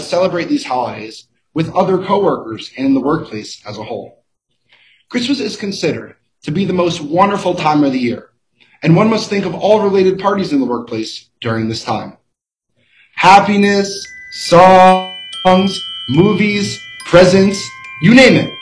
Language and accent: English; Boston, Massachusetts, United States; I am from Boston, Massachusetts